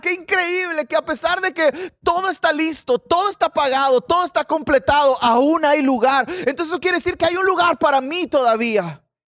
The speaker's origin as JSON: {"language": "Spanish", "country": "Mexico", "said": "yo soy mexicano, probablemente tendré una ascendencia por allá."}